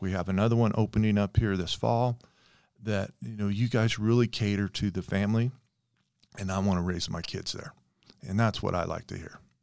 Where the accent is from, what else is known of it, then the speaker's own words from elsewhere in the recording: Las Vegas, Nevada, United States; moved away as an adult; also born or lived in Washington State / Colorado; now in Sparks, United States; I grew up in Las Vegas in the sixties and seventies.